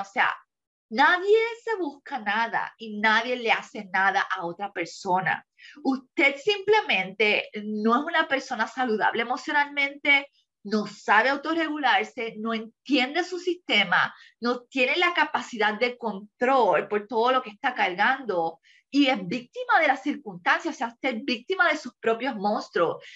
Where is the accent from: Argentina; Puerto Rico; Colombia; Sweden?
Puerto Rico; moved away as an adult; mi país, Puerto Rico, porque es la cultura que conozco y la que dejé hace seis años atrás